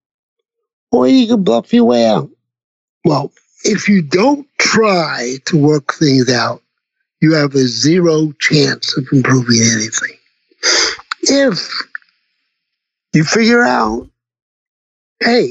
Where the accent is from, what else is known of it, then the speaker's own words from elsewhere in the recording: New York City, New York, United States; I come from Brooklyn